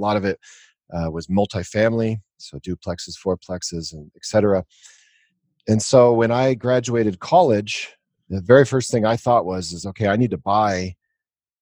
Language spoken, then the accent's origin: English; Denver, Colorado, United States; I grew up in Denver, Colorado